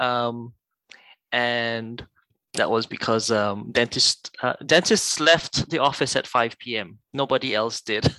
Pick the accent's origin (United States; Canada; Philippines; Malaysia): Malaysia; moved away as an adult; also born or lived in United Kingdom / Singapore; now in Australia; I grew up in Malaysia. Um, I was born there